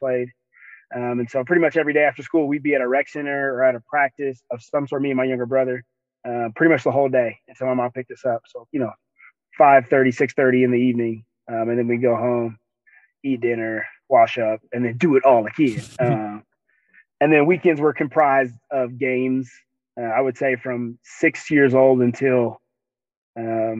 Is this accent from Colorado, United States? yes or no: yes; Denver, Colorado, United States; I was born and raised in Denver, Colorado, Five Points